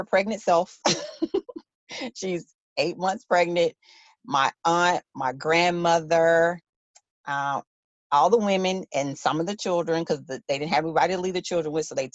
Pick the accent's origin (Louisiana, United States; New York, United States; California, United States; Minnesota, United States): Louisiana, United States; Shreveport; my hometown newspaper, the Shreveport Times